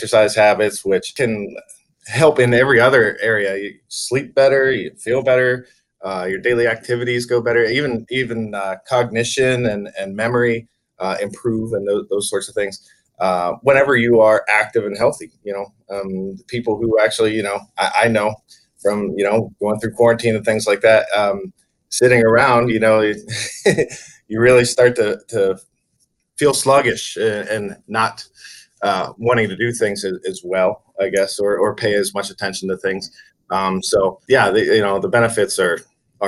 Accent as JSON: {"language": "English", "region": "Pennsylvania", "country": "United States", "moved": "yes", "said": "I'm from Pennsylvania"}